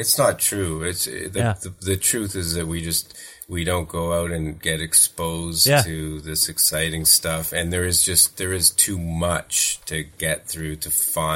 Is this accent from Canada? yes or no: yes; Thornhill, Ontario, Canada; now in Toronto, Canada; I grew up in Thornhill, which is, you know, north of Steeles and Yonge